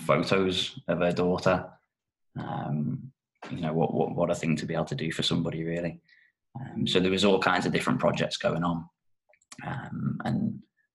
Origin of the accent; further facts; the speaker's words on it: North West England, United Kingdom; moved away as an adult; also born or lived in Japan; brought me back up to the northwest of the UK, where I'm actually from